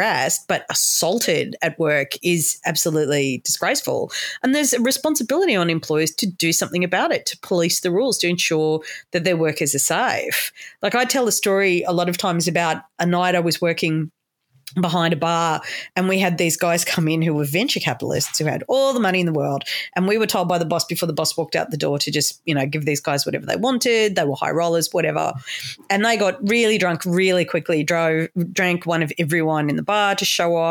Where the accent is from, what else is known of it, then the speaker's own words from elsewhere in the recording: Sydney, New South Wales, Australia; moved away; I'm very proud to be from New South Wales. And I'm so old. I came from Sydney when Sydney was fun